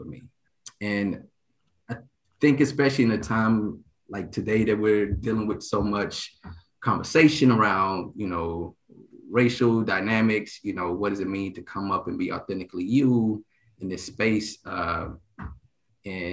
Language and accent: English; Dallas, Texas, United States; moved away as an adult; also born or lived in Illinois / Virginia / Japan; I'm from Dallas, Texas